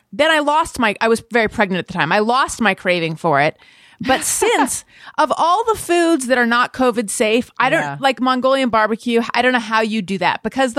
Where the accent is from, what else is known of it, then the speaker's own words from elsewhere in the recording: California, United States; Because we're both from Orange County, unfortunately.